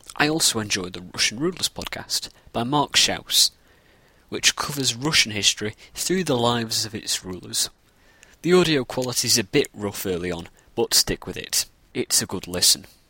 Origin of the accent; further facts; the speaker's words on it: Northern England, United Kingdom; I'm from Northern England